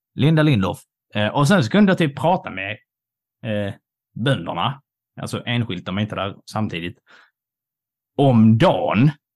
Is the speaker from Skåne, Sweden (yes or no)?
yes; Scanians, Skåne, Sweden; vi är ju båda skåningar